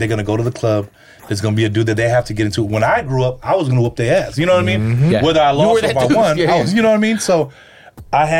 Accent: California, United States; first language English; also born or lived in Bay Area; I was raised in California

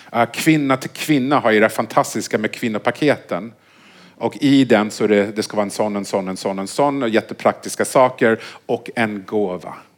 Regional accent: Vancouver, British Columbia, Canada; moved away; jag är uppvuxen i Vancouver

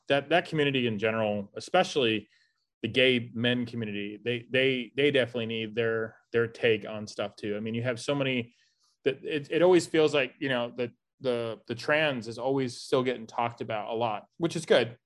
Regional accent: Miami, Florida, United States; now in St. Louis, United States; I grew up in South Beach. I grew up with gay people

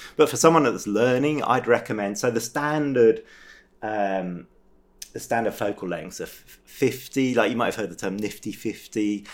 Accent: England, United Kingdom; moved away as an adult; now in France; I'm from England originally

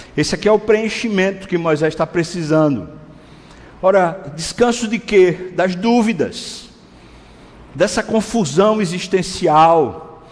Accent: Recife, Pernambuco, Brazil; eu sou recifense, nascido em Recife

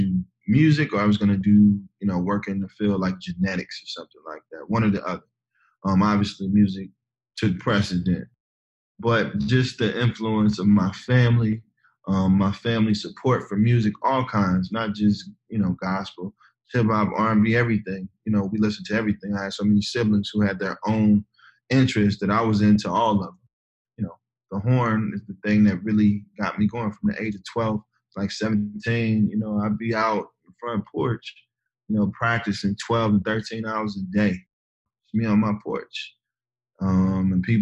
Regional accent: Ferguson, Missouri, United States; also born or lived in Kinloch, Missouri; I come from Ferguson

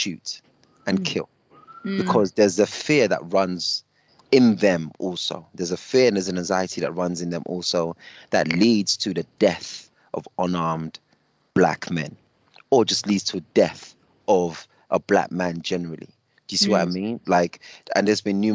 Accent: United Kingdom; I'm British up until the point that I'm not British

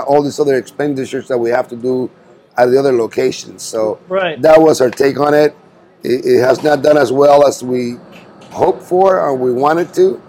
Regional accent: Cuba; also born or lived in Key West / Los Angeles; now in Bakersfield, United States; So my brother and I were Cuban. We were born and raised in Cuba.

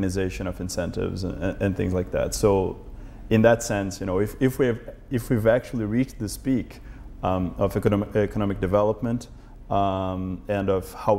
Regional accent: São Paulo, Brazil; now in Berkeley, United States; growing up in Brazil, I was born in São Paulo, and it's a very big city

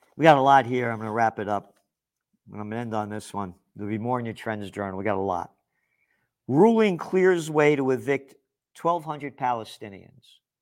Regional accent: United States; I'm an American

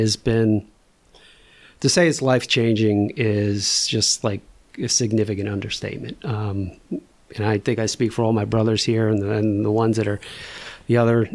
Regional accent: New Jersey, United States; now in Sicklerville, United States; I grew up in North Jersey, you know, in a traditional Polish Roman Catholic parish

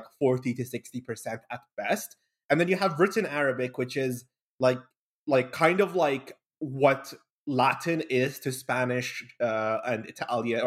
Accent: Bahrain; also born or lived in Kuwait; I'm from Bahrain originally, born in Kuwait, raised in Bahrain.

